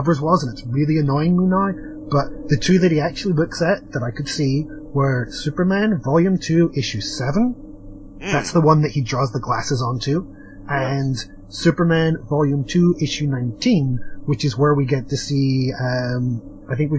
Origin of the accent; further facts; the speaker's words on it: part of Britain, Northern Ireland, United Kingdom; accent: British; I only get away with having a British accent because technically I'm part of Britain